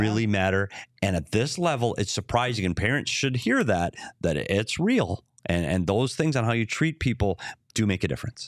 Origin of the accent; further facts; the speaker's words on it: Minnesota, United States; moved away; also born or lived in Arizona; I'm a Minnesotan